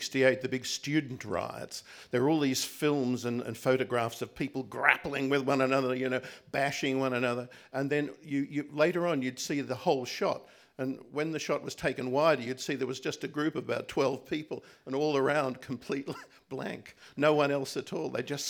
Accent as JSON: {"language": "English", "country": "Australia", "moved": "as an adult", "said": "when I came from Australia. Imagine, Australia to Paris."}